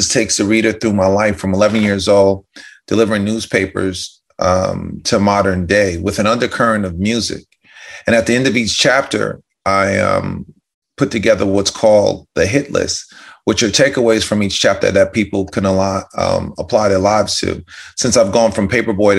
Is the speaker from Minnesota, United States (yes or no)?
no; White Plains, New York, United States; I'm from White Plains, New York. Mm-hmm. Grew up in the suburbs outside of Manhattan.